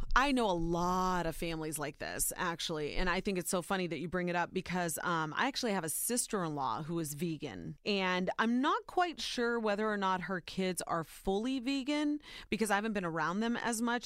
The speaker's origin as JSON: {"language": "English", "region": "Ohio", "country": "United States", "tie": "born or raised there", "said": "Soy Nicaraguense, but I was born and raised in Ohio"}